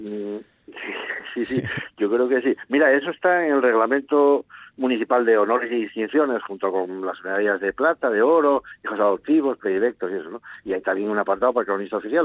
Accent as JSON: {"language": "Spanish", "town": "Gijón", "region": "Asturias", "country": "Spain", "said": "los gijoneses, de juntarnos y de asociarnos"}